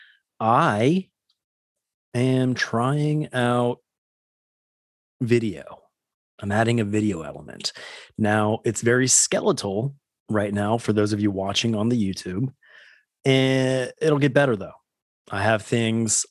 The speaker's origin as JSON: {"language": "English", "region": "West Coast", "country": "United States", "tie": "born or raised there", "said": "Growing up on the West Coast, Disneyland was my Disney home"}